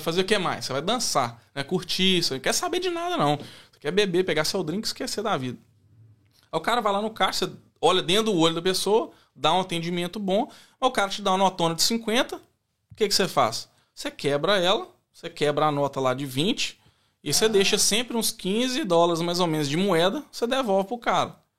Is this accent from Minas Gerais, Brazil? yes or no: yes; Belo Horizonte, Minas Gerais, Brazil; accent: mineiro; moved away as an adult; also born or lived in Ribeirão Preto; now in Australia; Nós dois nascemos em São Paulo. Ela nasceu em São Paulo, capital, e eu nasci em Ribeirão Preto. Mas a gente viveu a vida inteira lá em, lá em Belo Horizonte